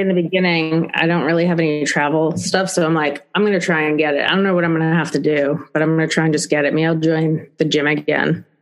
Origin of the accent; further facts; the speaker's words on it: New York City, New York, United States; I'm from the Bronx, and the Bronx is pretty shitty